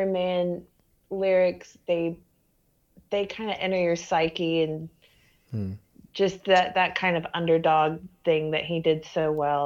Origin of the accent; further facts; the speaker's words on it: United States; as an American